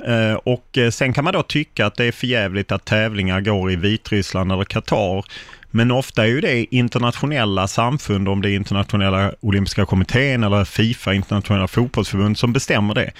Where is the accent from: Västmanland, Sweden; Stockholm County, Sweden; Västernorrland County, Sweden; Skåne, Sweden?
Skåne, Sweden; Lund; jag har bott i Lund hela mitt liv